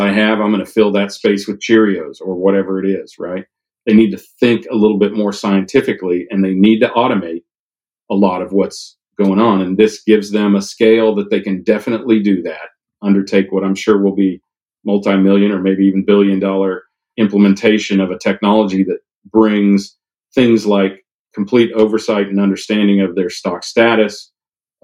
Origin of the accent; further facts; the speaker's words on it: Kansas, United States; now in Hilton Head, United States; I'm from Kansas